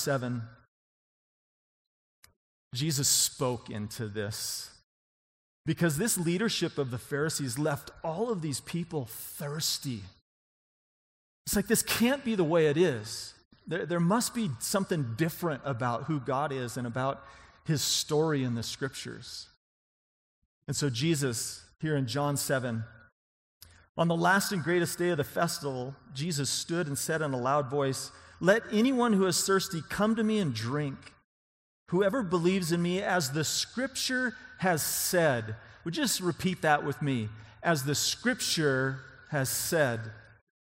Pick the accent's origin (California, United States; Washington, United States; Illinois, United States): Washington, United States; on the Idaho border; now in Colorado, United States; I'm from Washington State, right on the Idaho border.